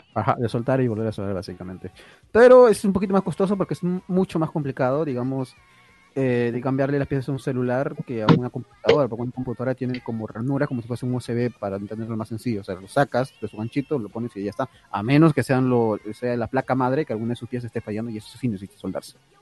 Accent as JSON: {"language": "Spanish", "country": "Peru", "said": "Yo soy peruano"}